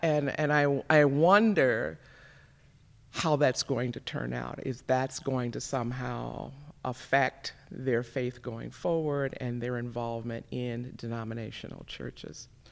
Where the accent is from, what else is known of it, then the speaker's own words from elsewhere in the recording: Gary, Indiana, United States; moved away as an adult; now in Minnesota, United States; I was raised primarily in Gary, Indiana